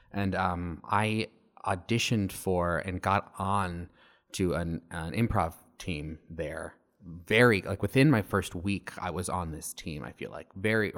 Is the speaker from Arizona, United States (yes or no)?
yes; Arizona, United States; moved away as an adult; I had just moved across the country. I'm from Arizona, and I had just moved away all the way to Connecticut for the first time.